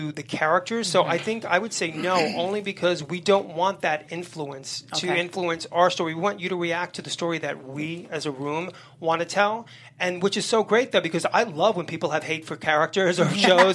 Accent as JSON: {"language": "English", "town": "New York City", "region": "New York", "country": "United States", "tie": "born or raised there", "said": "I grew up in Hell's Kitchen in the 70s, very violent, crazy neighborhood"}